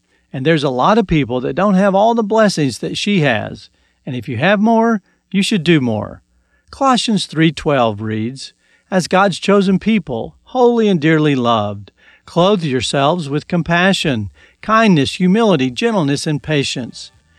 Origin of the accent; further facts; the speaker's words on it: Texas, United States; I grew up in Texas